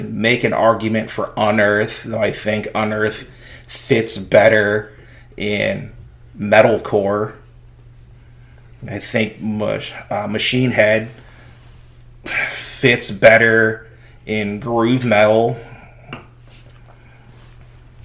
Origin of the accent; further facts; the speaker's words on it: United States; we're American